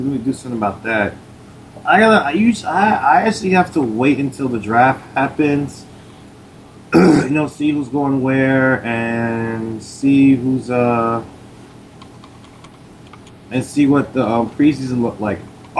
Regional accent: New York, United States; I'm the only New Yorker in that room.

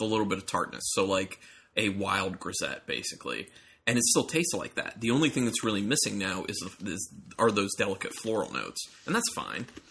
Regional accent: Ohio, United States; now in Maryland, United States; I'm from Ohio

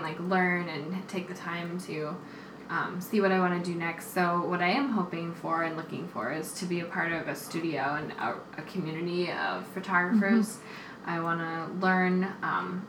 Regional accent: Minneapolis, Minnesota, United States; now in New York, United States; I've been in Minneapolis, my hometown

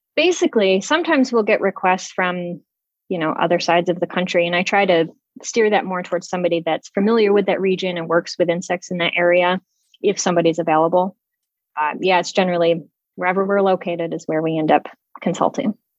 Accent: outside of Syracuse, New York, United States; moved away as an adult; also born or lived in Cleveland, Ohio; I grew up outside of Syracuse, New York

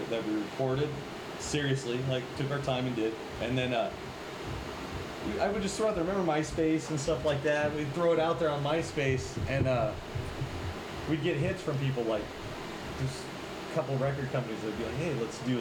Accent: Porterville, California, United States; We're all from Porterville. That's where we grew up.

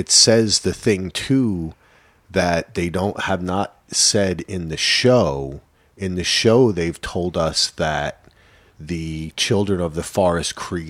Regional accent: New Jersey, United States; I'm from New Jersey

